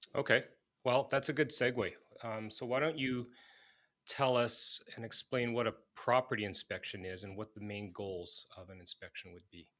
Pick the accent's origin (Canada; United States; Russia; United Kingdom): Canada; Manitoba; I've born and raised in Manitoba